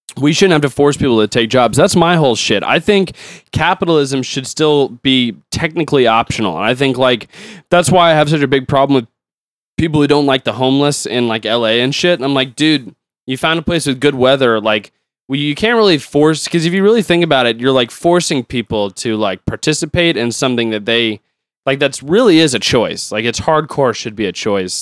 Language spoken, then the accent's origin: English; United States; I'm an American